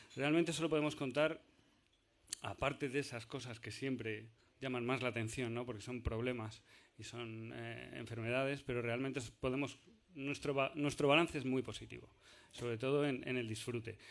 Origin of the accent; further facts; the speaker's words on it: Argentina; soy de Argentina